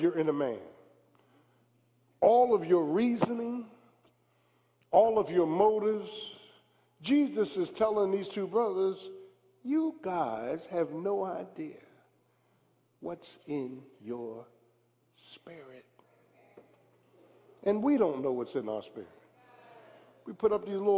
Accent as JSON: {"language": "English", "town": "Philadelphia", "region": "Pennsylvania", "country": "United States", "said": "I wasn't from Williamstown. I was from South Philly"}